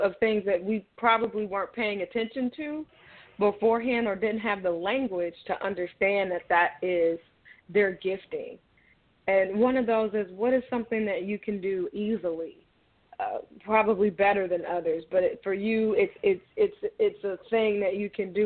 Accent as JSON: {"language": "English", "town": "Chicago", "region": "Illinois", "country": "United States", "tie": "born or raised there", "said": "I am calling from the Chicagoland area, and I've pretty much been here all my life"}